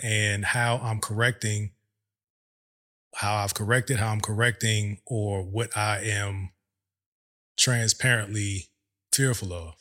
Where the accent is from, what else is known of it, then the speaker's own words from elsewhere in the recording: Virginia, United States; moved away as an adult; also born or lived in overseas / Hampton, Virginia; now in Texas, United States; We're from Virginia